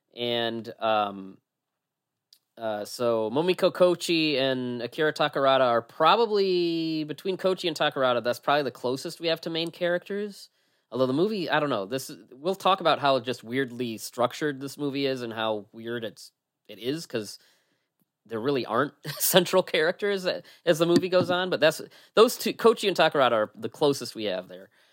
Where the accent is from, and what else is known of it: United States